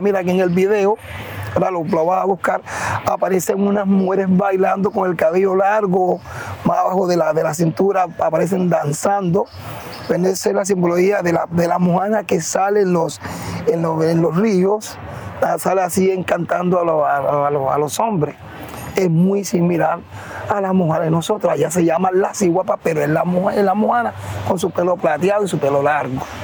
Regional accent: San Basilio de Palenque, Bolívar, Colombia; also born or lived in Cartagena; now in Barranquilla, Colombia; soy oriundo de San Basilio de Palenque

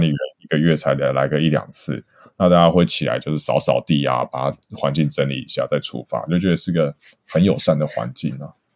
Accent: Taiwan; moved away as an adult; also born or lived in Japan; 我们台湾人

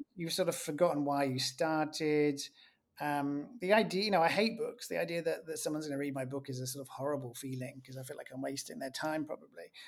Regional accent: England, United Kingdom; being English, it's normally in the tone of my voice

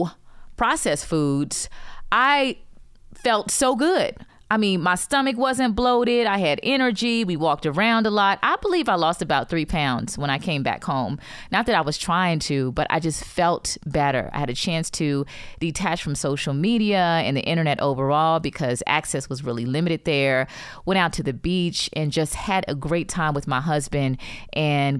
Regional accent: Florida, United States; I grew up in Florida

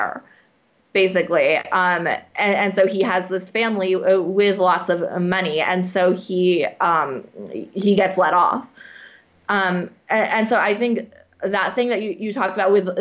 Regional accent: United States; as an American

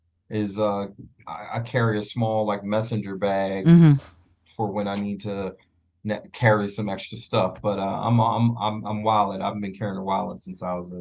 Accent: Philadelphia, Pennsylvania, United States; now in Atlanta, United States; I was born and raised in Philly

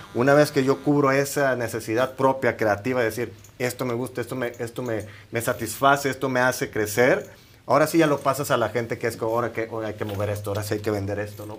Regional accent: Matamoros, Tamaulipas, Mexico; soy de Matamoros, Tamaulipas.

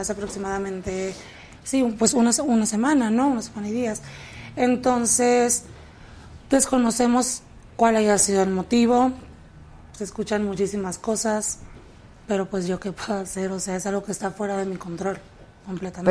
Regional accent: Tijuana, Baja California, Mexico; also born or lived in San Diego, United States; now in Mexico City, Mexico; Yo nací en San Diego, pero yo crecí en la ciudad de Tijuana

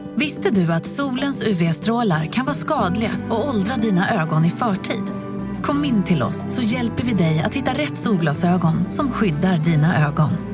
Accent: Helsingborg, Skåne, Sweden; now in Stockholm, Sweden; Jag är från Helsingborg

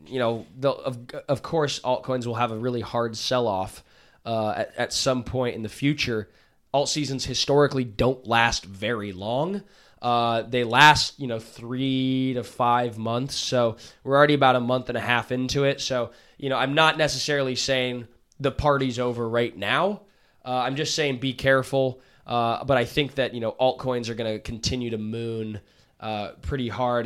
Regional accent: United States; as an American citizen, as a patriot

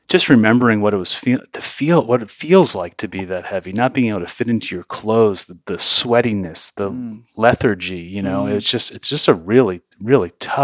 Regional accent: New York, United States; So I grew up in New York, and my first loves coming into this world were drumming and magic.

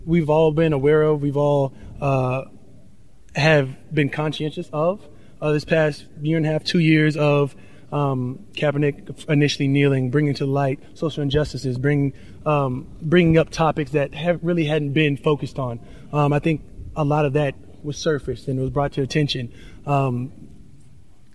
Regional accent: United States; we are Americans.

